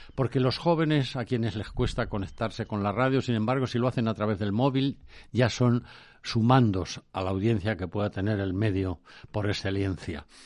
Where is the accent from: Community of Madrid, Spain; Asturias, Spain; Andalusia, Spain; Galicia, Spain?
Community of Madrid, Spain; Valdemoro; mi pueblo, Valdemoro, me pasó un comunicado por el que me acababan de nombrar hijo predilecto de la villa de Valdemoro